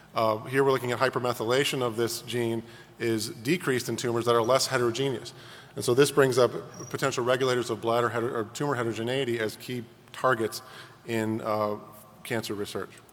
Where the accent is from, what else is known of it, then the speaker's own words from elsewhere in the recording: Chicago, Illinois, United States; my hometown of Chicago